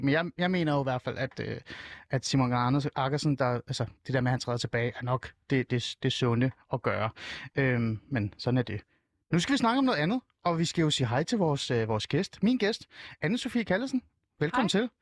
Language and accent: Danish; Iran; now in Denmark; jeg er jo selv fra Iran